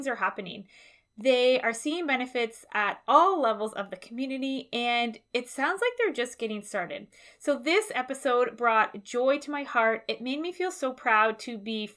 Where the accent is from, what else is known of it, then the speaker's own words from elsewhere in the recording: Toronto, Ontario, Canada; moved away as an adult; I am from Toronto. I spent most of my adult life up until 5 years ago living in the West End of the city.